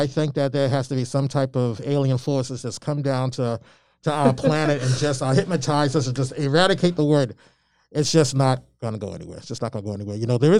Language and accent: English; Albany, Georgia, United States; now in Malden, United States; and I'm originally from Albany, Georgia. I was born in Albany, Georgia.